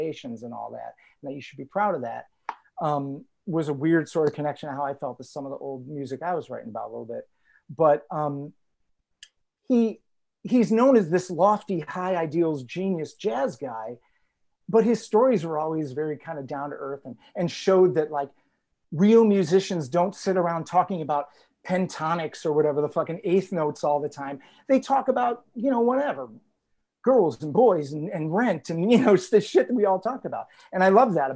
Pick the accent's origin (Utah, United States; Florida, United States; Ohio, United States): Ohio, United States; Cleveland; moved away as an adult; also born or lived in Columbus, Ohio / Brooklyn, New York; now in New York, United States; I grew up in Cleveland. I moved here in 2004 after living in Columbus for a while